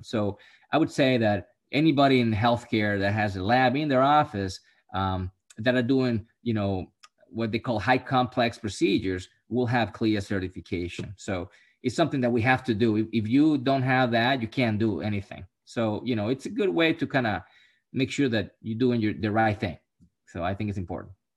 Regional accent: Puerto Rico; I'm from Puerto Rico

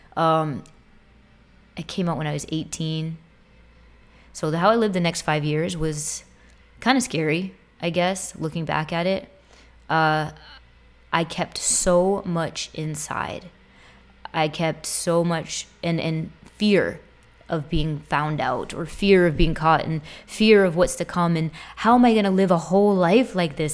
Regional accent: Boston, Massachusetts, United States; moved away as an adult; also born or lived in Tampa area, Florida; now in Tampa, United States; I'm from Boston. I live in the Tampa area now

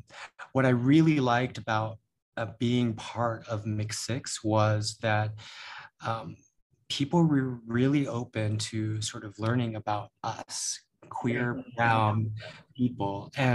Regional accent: United States; Because I am American, I am Asian and Filipino, and I just needed to discover that or explore that even further.

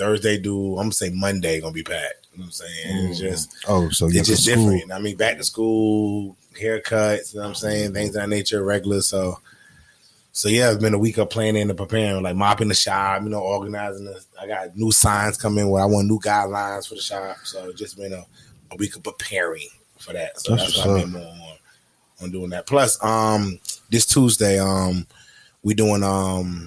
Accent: New York City, New York, United States; moved away as an adult; now in Jacksonville, United States; I'm originally from New York

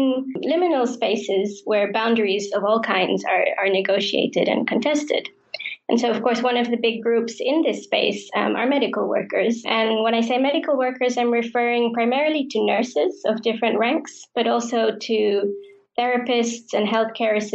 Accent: Singapore; I was born in Singapore to parents who migrated there from India and grew up in a society that is essentially created and shaped by diverse migrants.

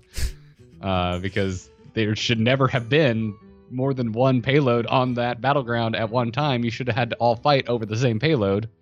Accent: Florida, United States; I grew up in Florida

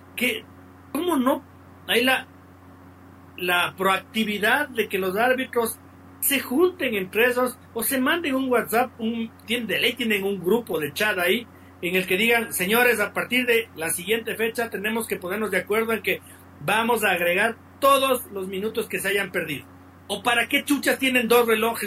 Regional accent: Ecuador; No soy menos ecuatoriano, soy igual de ecuatoriano

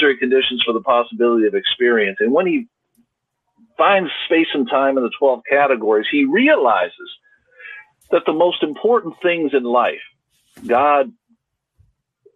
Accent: United States; I'm an American, I'm at Trinity

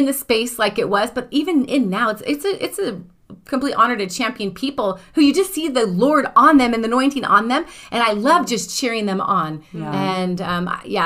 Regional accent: Northern California, United States; now in Redding, United States; I was from Northern California, predominantly white

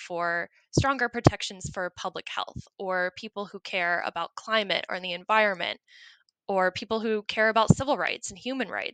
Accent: North Carolina, United States; I was born and raised in North Carolina, grew up there, went to college there

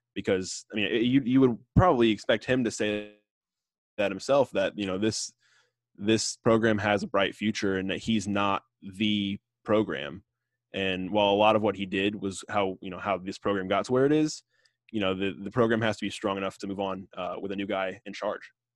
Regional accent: Tampa, Florida, United States; I grew up in Tampa, and my parents both went to U S F.

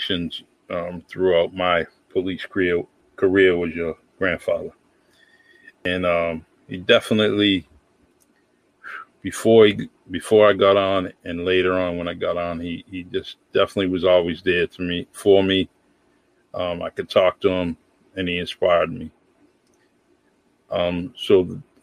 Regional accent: New Bedford, Massachusetts, United States; I grew up in the Bay Village Housing Projects in New Bedford, Massachusetts

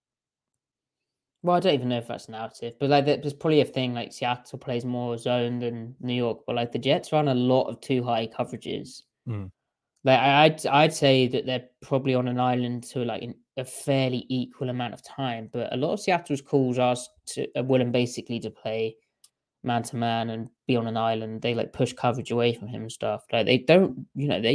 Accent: United Kingdom; I'm the British boy

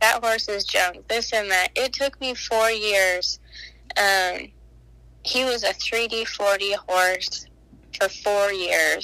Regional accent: Gillette, Wyoming, United States; born or raised there; also born or lived in Wisconsin

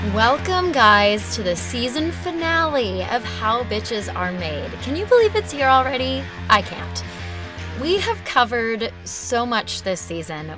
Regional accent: Arizona, United States; growing up in Arizona

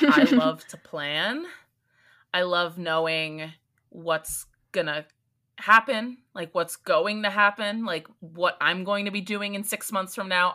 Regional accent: East Coast, United States; I'm from the East Coast

